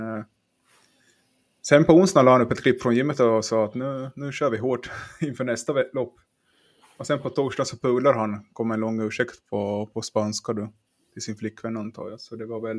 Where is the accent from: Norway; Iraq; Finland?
Finland; jag är från Finland